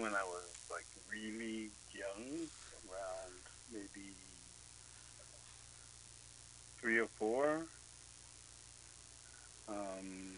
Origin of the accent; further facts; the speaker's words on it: Baltimore, Maryland, United States; also born or lived in Buffalo, New York; I grew up in Baltimore, really